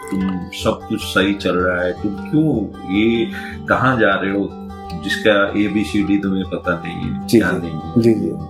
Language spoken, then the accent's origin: Hindi; Puri, Odisha, India; born there; बचपन में उड़ीसा का पूरी जो जगन्नाथ की